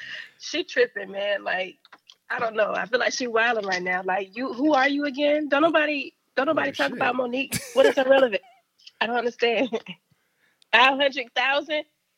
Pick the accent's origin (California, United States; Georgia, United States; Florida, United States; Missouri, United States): Georgia, United States; Augusta; I'm from Augusta, Georgia.